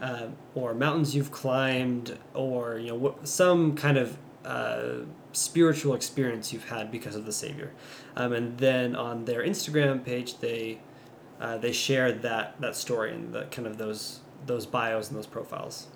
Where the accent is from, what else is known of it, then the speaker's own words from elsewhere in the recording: Louisiana, United States; moved away; growing up in Louisiana, uh, we don't have hills or mountains